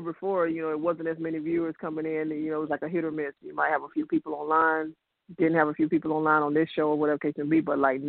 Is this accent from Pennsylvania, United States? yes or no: no; South Florida, United States; I'm from South Florida